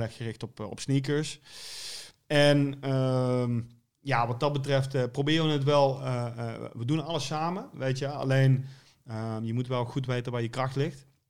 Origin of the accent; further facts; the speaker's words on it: Venlo, Limburg, Netherlands; Ik kom uit Venlo